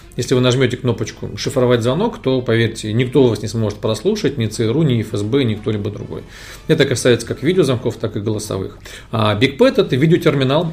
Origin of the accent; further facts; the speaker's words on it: Moscow, Russia; Я родился в Москве